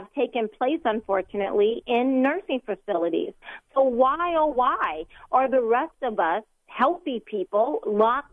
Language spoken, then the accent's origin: English; United States; I'm an American